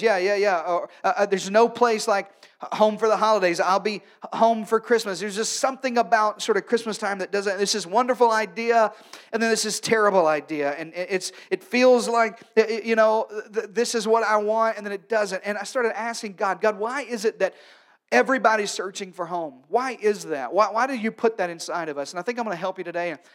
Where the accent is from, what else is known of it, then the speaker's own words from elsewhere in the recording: Arkansas, United States; moved away; also born or lived in North Carolina; I'm from Arkansas, and then in North Carolina